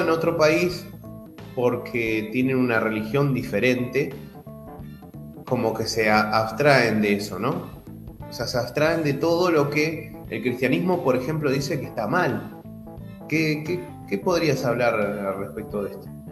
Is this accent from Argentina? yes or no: yes; Argentina; como le decimos los argentinos